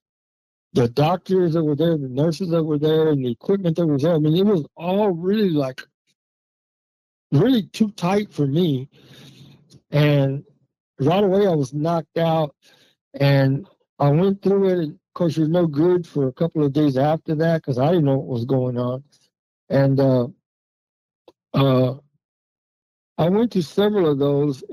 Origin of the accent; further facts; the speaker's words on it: Texas, United States; moved away as an adult; now in Duluth, United States; I'm from Texas, but I met her in Texas